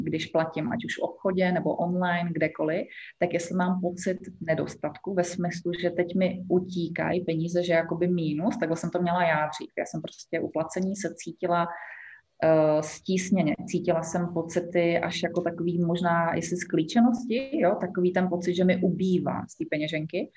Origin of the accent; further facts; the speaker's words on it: Czechia; moved away as an adult; now in Egypt; já jsem z Česka